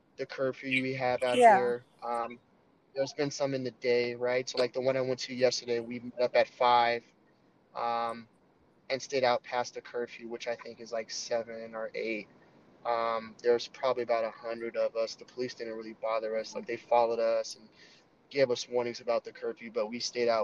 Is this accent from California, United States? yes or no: no; Denver, Colorado, United States; moved away as an adult; also born or lived in Washington, D.C.; now in Dallas, United States; I'm originally from Denver, Colorado. I've known middle school, sixth grade through high school